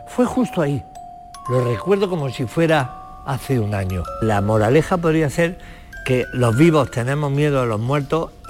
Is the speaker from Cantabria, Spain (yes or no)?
no; Marmolejo, Andalusia, Spain; tengo la costumbre de estrenarlo por, por mi tierra siempre, que la gente se va a Madrid, a eh, Barcelona, estreno. Pues yo este, este espectáculo lo estrené en Marmolejo